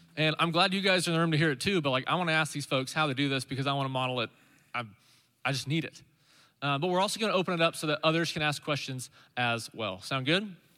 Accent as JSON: {"language": "English", "town": "Stillwater", "region": "Oklahoma", "country": "United States", "tie": "born or raised there", "said": "I grew up in Stillwater, Oklahoma"}